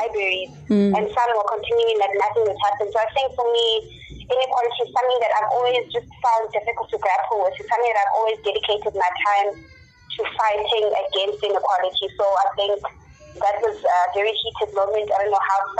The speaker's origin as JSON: {"language": "English", "town": "Cape Town", "region": "Western Cape", "country": "South Africa", "tie": "born or raised there", "moved": "as an adult", "lives_now": "Johannesburg, South Africa", "said": "I was born in Cape Town. I raised in Cape Town, and I moved to Johannesburg about 5 years ago"}